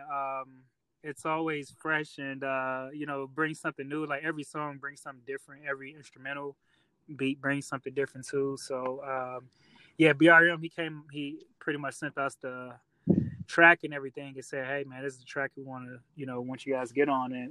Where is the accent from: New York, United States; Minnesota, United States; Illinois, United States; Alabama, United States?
Illinois, United States; Chicago; moved away as an adult; now in Rock Island, United States